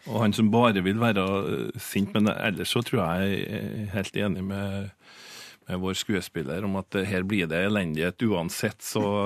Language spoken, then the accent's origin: Norwegian; Frøya, Trøndelag, Norway; moved away; also born or lived in Bergen; jeg er ikke fra Trondheim, men eh, jeg er fra ei øy som heter Frøya